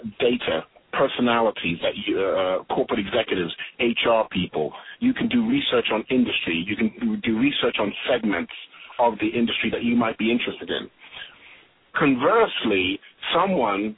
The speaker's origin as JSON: {"language": "English", "area": "Swindon and Bath", "region": "South West England", "country": "United Kingdom", "tie": "born or raised there", "also_born_or_lived": "London / Tobago", "moved": "as an adult", "lives_now": "United States", "said": "I'm a Londoner, but I was raised out in a place, Swindon and Bath, because of the school system my parents wanted me to go"}